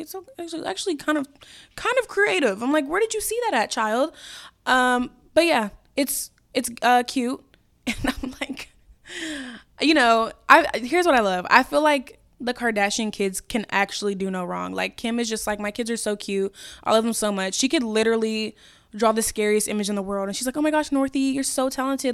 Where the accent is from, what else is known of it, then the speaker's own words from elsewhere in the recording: Chicago, Illinois, United States; also born or lived in Brookfield, Illinois; I was born in Chicago. I lived in Brookfield, which is, like, west of the city